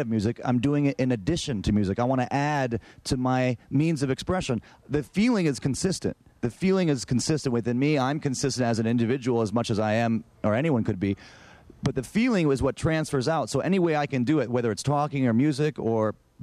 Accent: Ann Arbor, Michigan, United States; Growing up in Ann Arbor

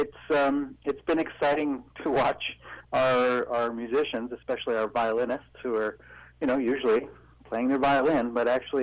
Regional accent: North Vancouver, British Columbia, Canada; moved away; I grew up in North Vancouver

